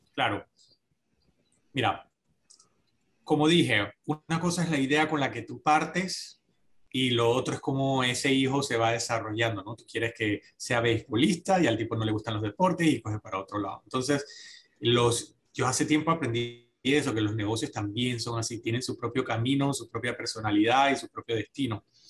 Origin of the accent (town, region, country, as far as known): Panama